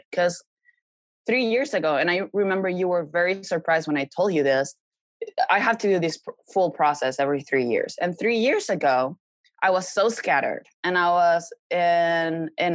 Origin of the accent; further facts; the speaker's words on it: Mexico; moved away as an adult; now in Los Angeles, United States; I had to go back to Mexico. I set myself back months because I had to go back to my home country